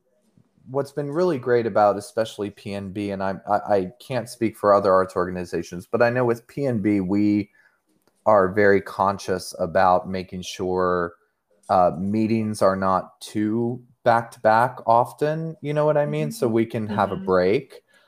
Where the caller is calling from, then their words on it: Seattle, Washington, United States; I'm calling in from Seattle, Washington right now.